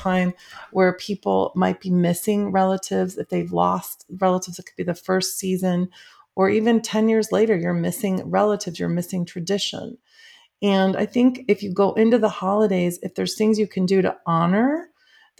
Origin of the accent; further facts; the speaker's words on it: Midwest, United States; now in Southern California, United States; I grew up in the Midwest